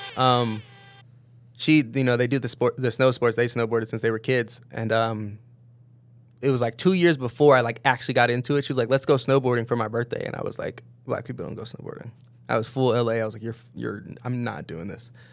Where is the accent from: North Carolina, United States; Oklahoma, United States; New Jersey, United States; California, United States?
California, United States; Downey; also born or lived in Berkeley, California; grew up in L A, moved down to L A probably like kindergarten, first grade maybe